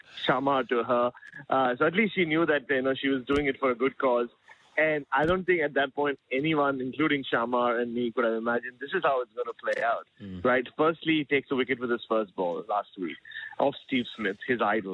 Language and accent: English; Mumbai, Maharashtra, India; growing up in Mumbai